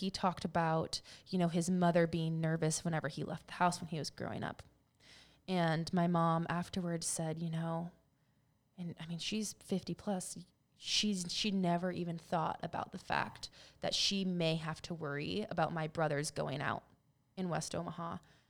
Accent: Philippines; And because we're Filipino, but we're half Filipino.

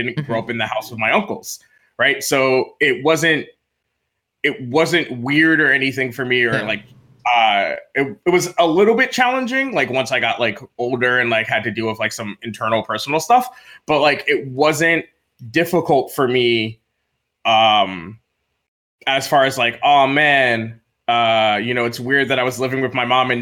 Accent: Freeport, New York, United States; moved away; I grew up on Long Island, New York, in Nassau County in a small incorporated village known as Freeport

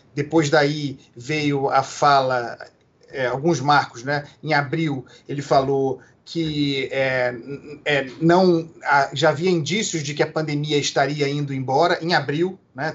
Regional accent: Brazil; como brasileiros

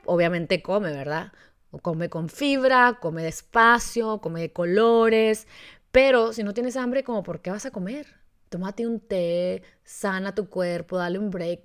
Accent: Mexico; como mexicanos

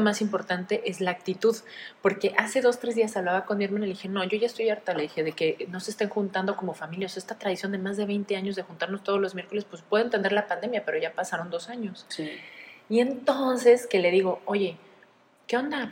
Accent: Mexico City, Mexico; now in Veracruz, Mexico; yo nací en el Distrito Federal

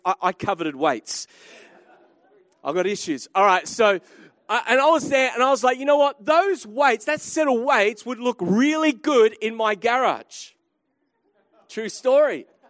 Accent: Australia; I'm an Aussie

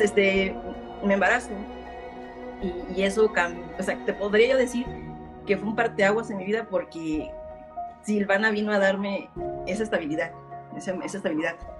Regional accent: Mexico City, Mexico; nací en Iztapalapa, México

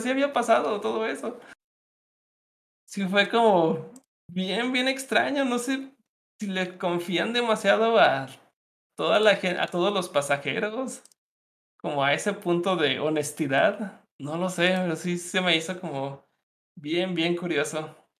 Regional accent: Mexico; soy, soy de México.

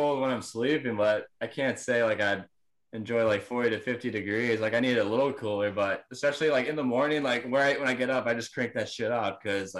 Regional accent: New Jersey, United States; born or raised there

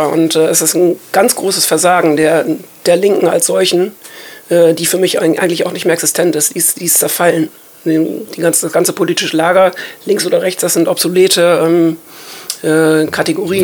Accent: Germany; wir als Deutsche

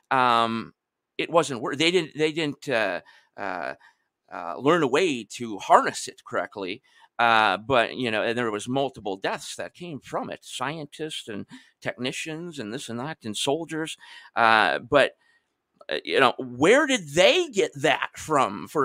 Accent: Michigan, United States; especially I remember I'm originally from Michigan myself

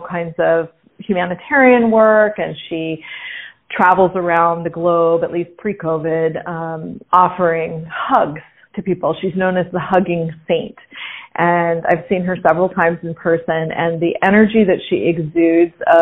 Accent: Pasadena, California, United States; moved away as an adult; also born or lived in Italy; I was born and raised in Pasadena, California

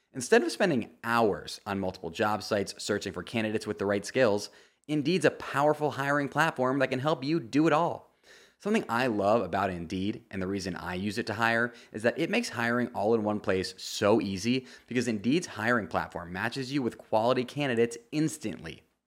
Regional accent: United States; As an American sports fan

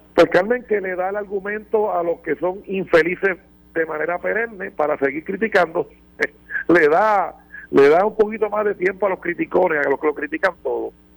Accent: Puerto Rico; para los puertorriqueños que son ciudadanos americanos, que somos ciudadanos americanos

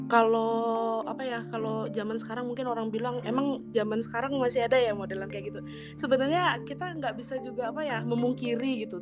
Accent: West Kalimantan, Indonesia; Aku Fakultas FKH IPB angkatan 54, asal daerahku Kalimantan Barat.

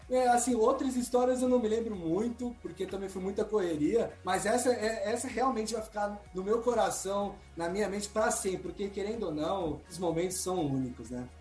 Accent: Brazil; nós brasileiros

